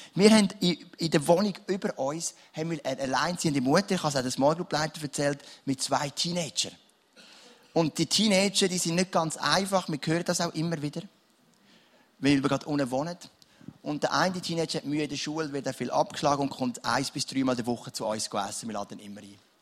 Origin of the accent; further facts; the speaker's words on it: Switzerland; ich bin so froh, lebe ich in der Schweiz